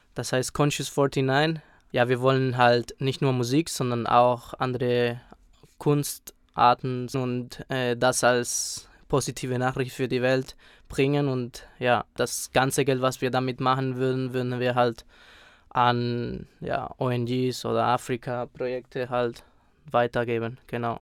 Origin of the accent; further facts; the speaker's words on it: Spain; moved away; Ich bin dort aufgewachsen